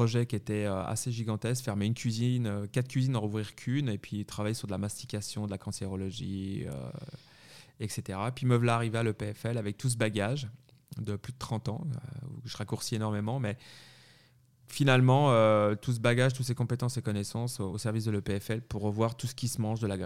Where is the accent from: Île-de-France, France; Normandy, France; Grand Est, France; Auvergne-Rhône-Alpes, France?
Île-de-France, France; Paris; moved away as an adult; also born or lived in Savoie / Neuchâtel, Switzerland; now in Switzerland; on n'est pas au Savoyard, on est Savoyard et moitié parisien, finalement, c'est pour ça que je suis né euh, sur Paris.